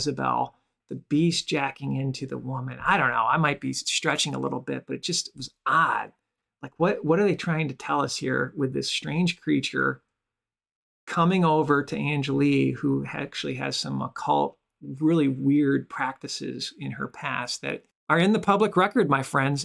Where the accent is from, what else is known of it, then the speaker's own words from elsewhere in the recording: Michigan, United States; now in Chicago, United States; I grew up in Michigan from Chicago